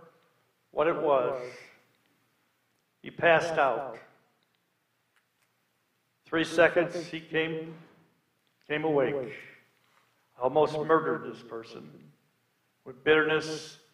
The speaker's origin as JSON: {"language": "English", "region": "Illinois", "country": "United States", "tie": "born or raised there", "said": "I was born in Illinois"}